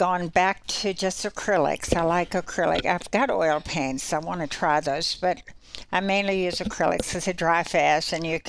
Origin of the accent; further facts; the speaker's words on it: Richmond, Virginia, United States; moved away; also born or lived in North Carolina / Ohio; I was born in Richmond, Virginia, and grew up there. Went to school in North Carolina, a little girls' school, and studied art there.